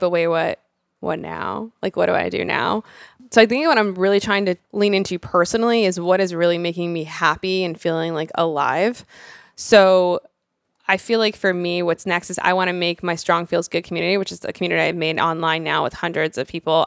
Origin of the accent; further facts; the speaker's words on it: Rhode Island, United States; I'm this girl from Rhode Island